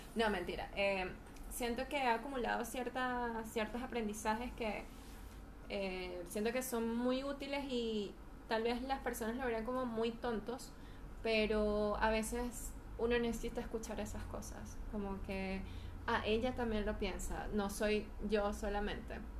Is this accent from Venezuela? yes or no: yes; Venezuela; moved away as an adult; now in Chile; me viví, me crié en Venezuela hasta los 27 años. Tengo ya tres años aquí en Chile.